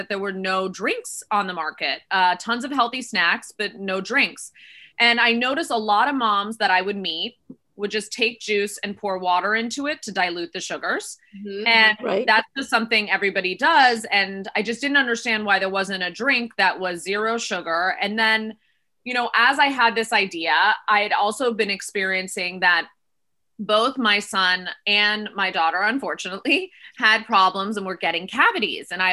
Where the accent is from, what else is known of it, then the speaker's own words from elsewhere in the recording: Miami, Florida, United States; now in Los Angeles, United States; I am now in Los Angeles, but I was born and raised in Miami, Florida.